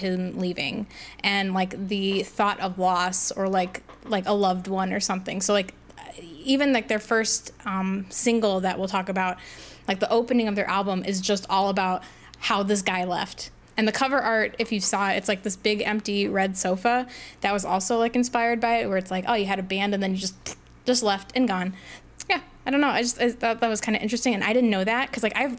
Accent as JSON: {"language": "English", "region": "Midwest", "country": "United States", "said": "I'm from the Midwest. You know, we have accents here"}